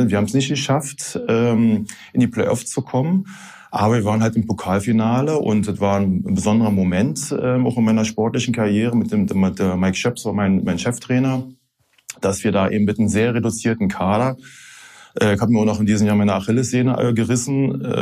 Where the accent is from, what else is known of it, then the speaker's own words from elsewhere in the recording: Berlin, Germany; accent: Berlin dialect; also born or lived in Hanau / Bonn; now in Rhineland, Germany; mit sechs Monaten, also als kleines Baby, bin ich dann halt nach Berlin halt. Also ich fühle mich als Berliner, ich bin Berliner, ich rede wie ein Berliner.